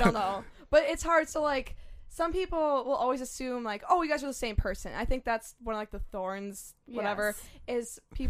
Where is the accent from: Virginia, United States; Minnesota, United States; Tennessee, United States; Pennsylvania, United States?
Minnesota, United States; White Bear Lake; We're from White Bear Lake, nice. Minnesota.